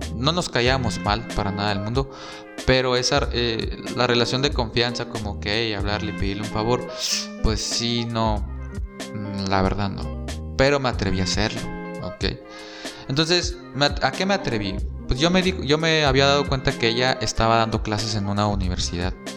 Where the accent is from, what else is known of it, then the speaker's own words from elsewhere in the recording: San Luis Río Colorado, Sonora, Mexico; moved away as an adult; also born or lived in Mexicali; yo también soy de San Luis Río Colorado y estudié como foráneo en Mexicali